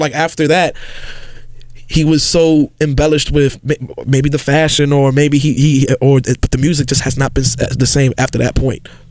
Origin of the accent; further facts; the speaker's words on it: New York City, New York, United States; I grew up in the South Bronx